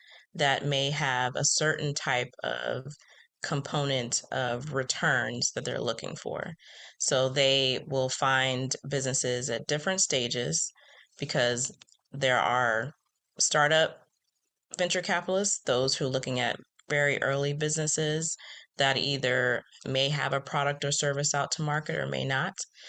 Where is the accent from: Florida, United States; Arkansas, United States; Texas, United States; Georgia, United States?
Florida, United States; Jacksonville; I grew up and was born in Jacksonville, Florida. But when I was two, we